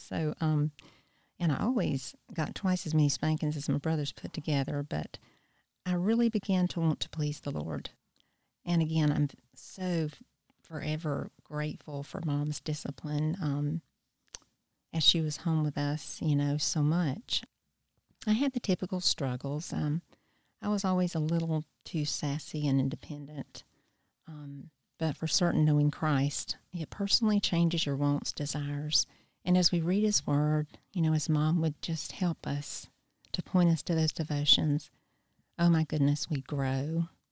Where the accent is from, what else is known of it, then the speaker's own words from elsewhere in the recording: Wilmington, North Carolina, United States; moved away as an adult; now in Easley, United States; I grew up in Wilmington, North Carolina, and I've lived in Easley for a little over thirty years